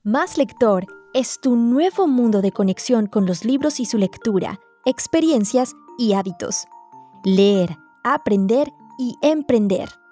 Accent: Medellín, Antioquia, Colombia; yo nací en Medellín.

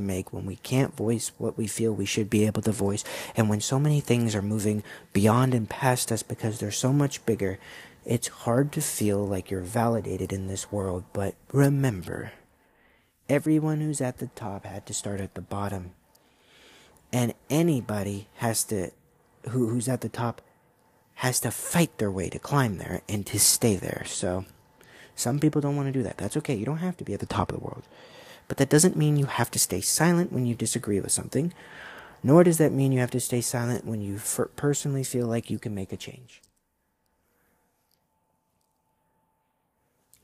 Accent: United States; being an American

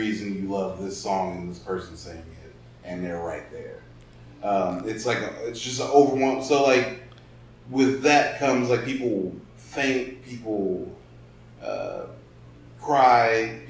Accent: the South, United States; Well, well, we're all from the South, but like, if you're black, damn, like, that's what I'm saying.

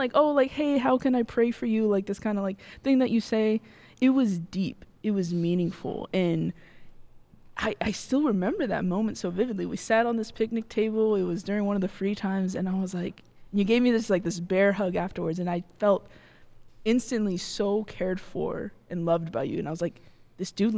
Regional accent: Bakersfield, California, United States; moved away; I'm from Bakersfield

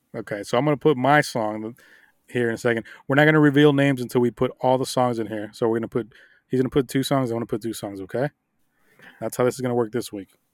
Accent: Miami, Florida, United States; I grew up in Miami.

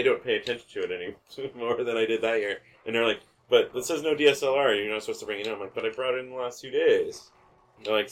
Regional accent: Phoenix, Arizona, United States; I'm from Phoenix.

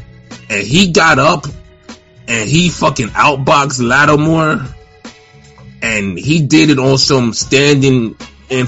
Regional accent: Florida, United States; I'm from Florida

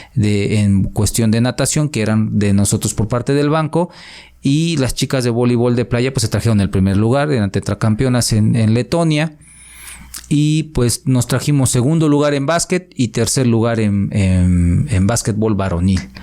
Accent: Atlixco, Puebla, Mexico; yo estoy feliz aquí en mi pueblo. La verdad, eh, quiero mucho a Atlisco

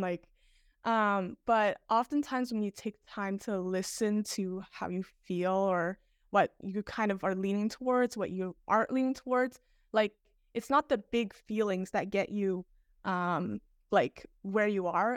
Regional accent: Toronto, Ontario, Canada; I'm from Toronto

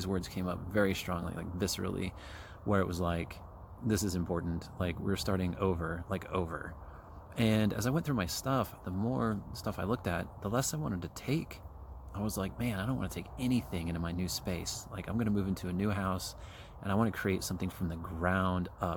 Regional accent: Kansas City, United States; moved away as an adult; I'm from Kansas City. I grew up there. I lived there for like 41 years.

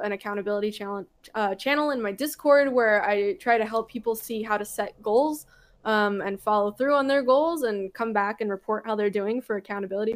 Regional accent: Southern California, United States; I grew up in Southern California.

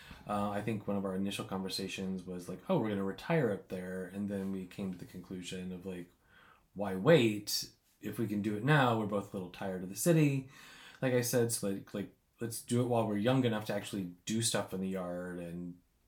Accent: Midwest, United States; also born or lived in Chicago, Illinois; now in Montello, Wisconsin, United States; being a Midwestern gay male

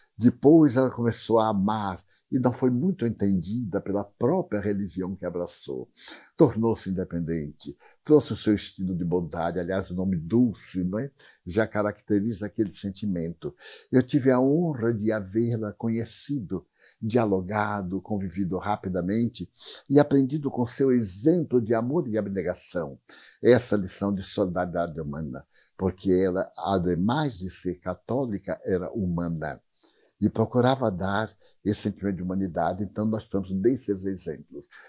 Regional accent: Feira de Santana, Bahia, Brazil; born or raised there; moved away

